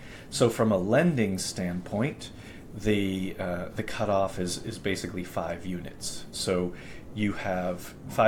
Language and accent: English; Boston, Massachusetts, United States; moved away; where I grew up in Boston